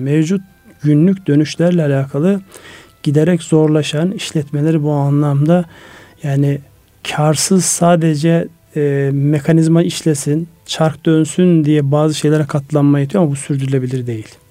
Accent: Ardahan, Turkey; benim memleketim Ardahan

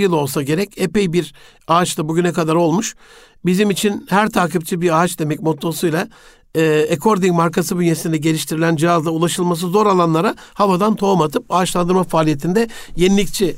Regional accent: Osmaniye, Turkey; bir evde büyüdüm e, Osmaniye'de.

